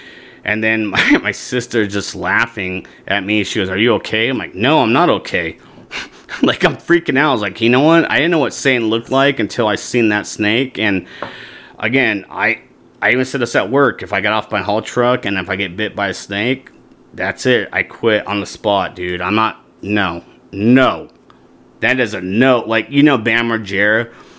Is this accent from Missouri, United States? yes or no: no; Washington, United States; now in Arizona, United States; so when I came from Washington, right, you know, in the state of Arizona, they have rattlesnakes